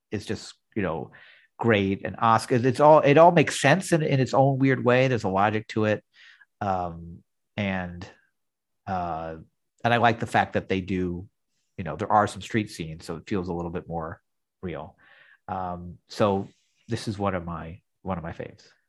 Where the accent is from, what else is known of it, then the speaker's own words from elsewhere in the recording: New York, United States; growing up in New York in the '70s